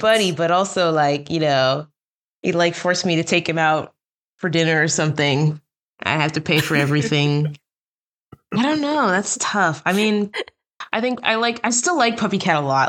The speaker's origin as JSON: {"language": "English", "region": "New Jersey", "country": "United States", "tie": "born or raised there", "also_born_or_lived": "Baltimore, Maryland", "moved": "as an adult", "lives_now": "Burbank, United States", "said": "I'm from New Jersey. That's where I was, uh, born and where we grew up"}